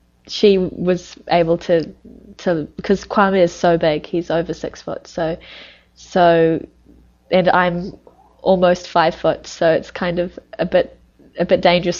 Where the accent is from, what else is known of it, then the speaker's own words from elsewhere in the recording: New Zealand; moved away; I'm from New Zealand, a Western country, and I'm from the country